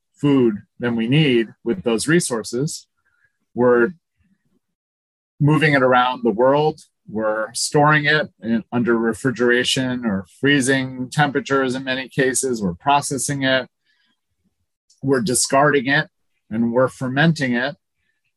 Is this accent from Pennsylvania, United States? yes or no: yes; Scranton, Pennsylvania, United States; I grew up near Scranton, Pennsylvania, beautiful Scranton, which is landfill country